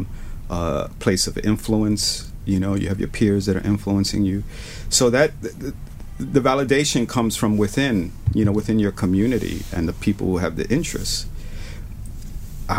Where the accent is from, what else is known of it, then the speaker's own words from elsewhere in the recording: New York City, New York, United States; I'm this kid from the South Bronx or Spanish Harlem